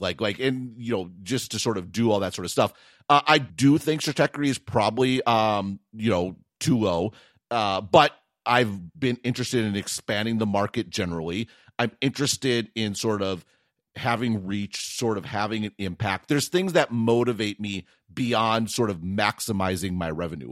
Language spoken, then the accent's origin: English; Wisconsin, United States; accent: Wisconsin local dialect; I'm from Wisconsin.